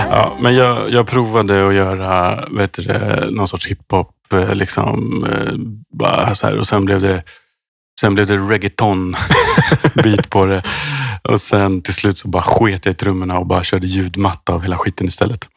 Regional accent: Sweden; jag är uppvuxen i svensk arbetarklass

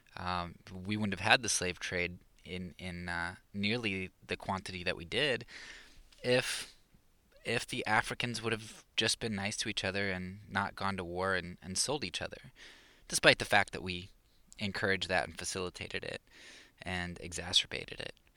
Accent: Pennsylvania, United States; moved away; I was from Pennsylvania

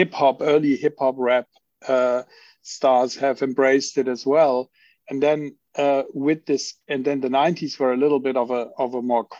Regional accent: Cologne, North Rhine-Westphalia, Germany; I come from Cologne.

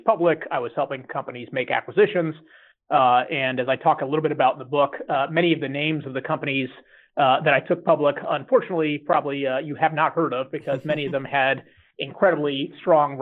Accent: Houston, Texas, United States; moved away; also born or lived in Stanford, California; I grew up in Houston, Texas

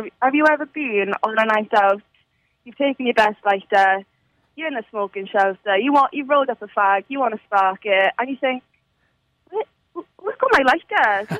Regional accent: Cardiff, Wales, United Kingdom; We are the from Cardiff.

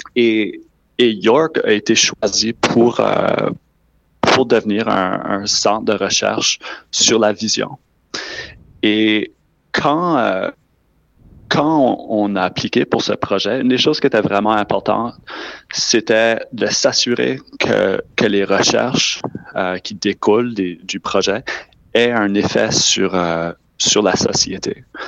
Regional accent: New Brunswick, Canada; Je suis originaire du Nouveau-Brunswick

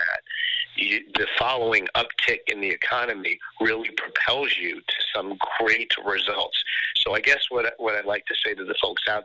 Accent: New York, United States; moved away as an adult; now in Florida, United States; I'm in Florida now, but originally I'm from New York

